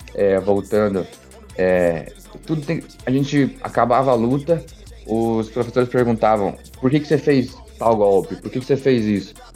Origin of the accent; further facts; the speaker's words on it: Brazil; moved away; vim do Brasil